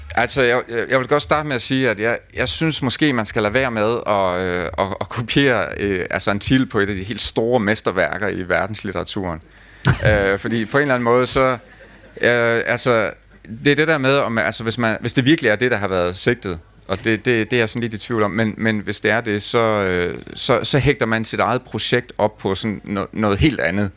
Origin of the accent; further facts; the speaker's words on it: Lemvig, Central Denmark Region, Denmark; min opvækst i Lemvi